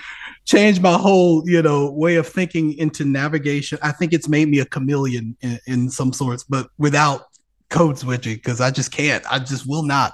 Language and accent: English; Birmingham, Alabama, United States; my hometown orchestra, Alabama Symphonies